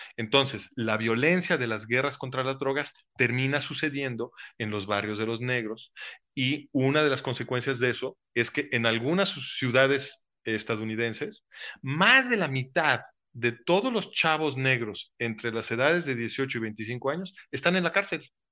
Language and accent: Spanish; Mexico